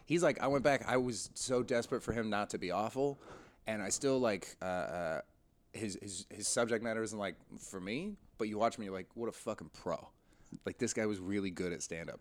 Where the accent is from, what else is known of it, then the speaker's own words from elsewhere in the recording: White Rock, British Columbia, Canada; also born or lived in Montreal; now in London, United Kingdom; just outside Vancouver, a little, um, suburb called White Rock